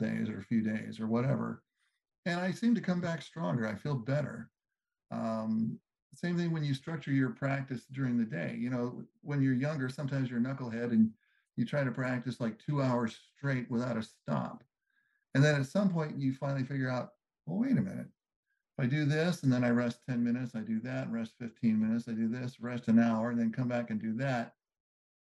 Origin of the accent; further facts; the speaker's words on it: Southern California, United States; growing up in Southern California